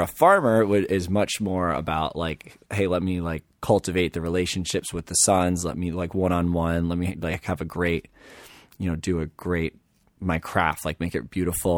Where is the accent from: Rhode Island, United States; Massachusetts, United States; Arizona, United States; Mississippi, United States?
Rhode Island, United States; Little Compton; in Little Compton, where I know everyone from my hometown